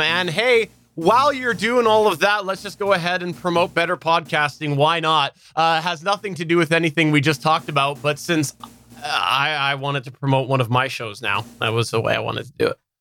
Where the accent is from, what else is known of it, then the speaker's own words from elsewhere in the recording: Canada; I'm Canadian